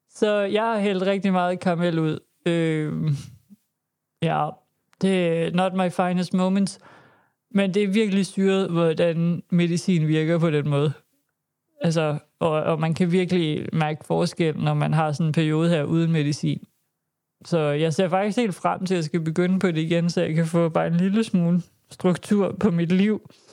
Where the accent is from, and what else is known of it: Denmark